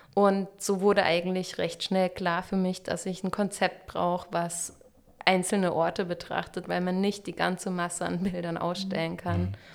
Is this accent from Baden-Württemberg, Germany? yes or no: yes; Freiburg, Baden-Württemberg, Germany; also born or lived in Dresden / Karlsruhe; now in Stuttgart, Germany; Ich komme ursprünglich aus Freiburg